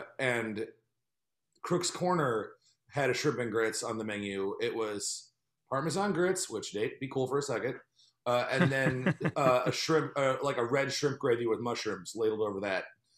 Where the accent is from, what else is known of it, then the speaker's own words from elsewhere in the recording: North Carolina, United States; I grew up in North Carolina.